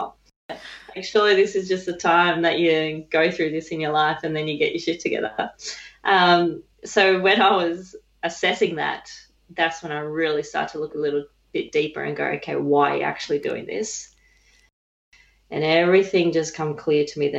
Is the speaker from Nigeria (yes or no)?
no; Dubbo, New South Wales, Australia; originally I grew up in Dubbo, New South Wales